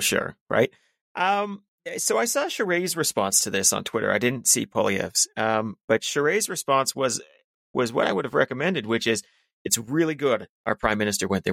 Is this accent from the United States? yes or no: no; Canada; as a Canadian